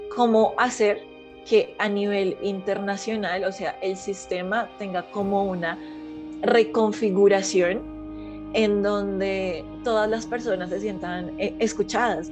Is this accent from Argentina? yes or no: no; Colombia; ideas conservadoras que tengo yo como colombiana frente a mis tradiciones, frente a mi historia, frente a mi patria